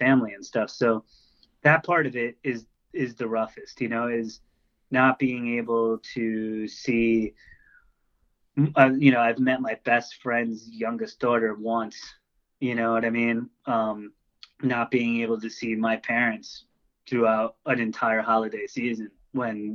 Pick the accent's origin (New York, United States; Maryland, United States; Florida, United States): New York, United States; Long Island; now in Asbury Park area, New Jersey, United States; I grew up on Long Island in a pretty fucked up place